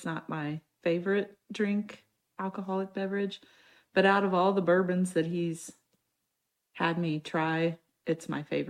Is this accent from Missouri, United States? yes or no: yes; Cape Girardeau, Missouri, United States; I'm from Cape Girardeau originally. Went to college there.